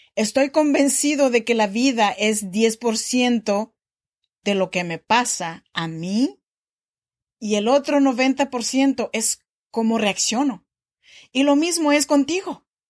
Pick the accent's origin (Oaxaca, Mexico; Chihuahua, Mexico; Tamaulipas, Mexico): Oaxaca, Mexico; now in Sacramento, United States; yo soy mexicana de Oaxaca